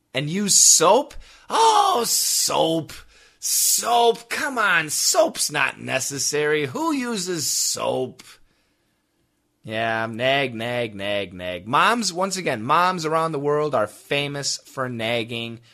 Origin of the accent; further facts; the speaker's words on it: United States; accent: American; my ignorant American pronunciation